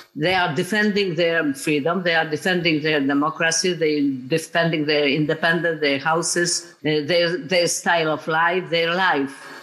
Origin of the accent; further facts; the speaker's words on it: Poland; I'm from Poland